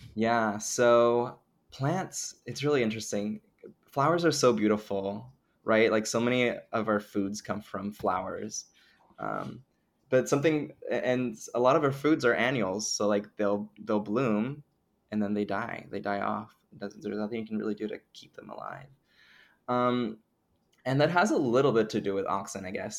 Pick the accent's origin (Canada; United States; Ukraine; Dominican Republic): Dominican Republic; moved away; I grew up in the Dominican Republic